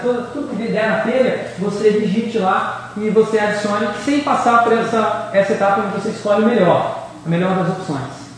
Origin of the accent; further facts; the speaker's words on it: Brazil; Eu sou brasileiro